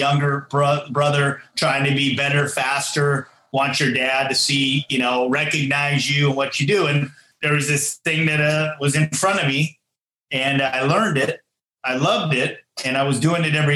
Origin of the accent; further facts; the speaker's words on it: Fremont, California, United States; in my hometown, still in Fremont